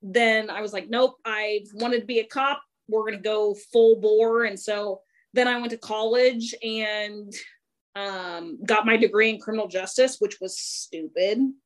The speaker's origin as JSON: {"language": "English", "region": "Kansas", "country": "United States", "tie": "born or raised there", "also_born_or_lived": "Colorado", "moved": "as an adult", "lives_now": "Texas, United States", "said": "I'm born and raised in Kansas"}